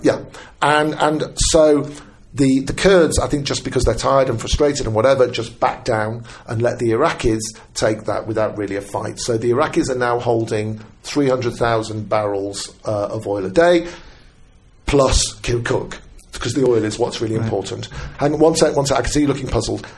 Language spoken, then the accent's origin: English; United Kingdom; I'm British